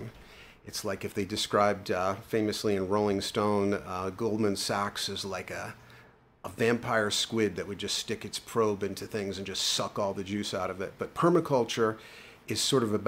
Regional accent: New York City, New York, United States; I grew up in the Bronx

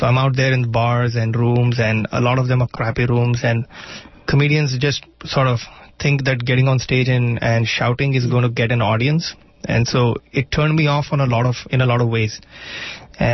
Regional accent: India; first language Marathi; English is a second language; moved away; Marathi, which is my native tongue

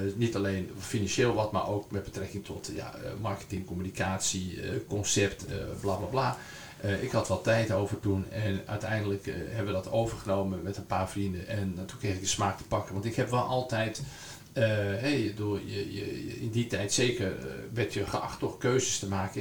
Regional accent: Zaanstreek, North Holland, Netherlands; ik kom uit de Zaanstreek, en, dus ik ken het gebied goed

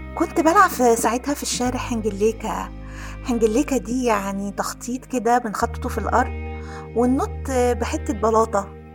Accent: Aswan, Aswan Governorate, Egypt; كنا ساكنين في قلب مدينة أسوان

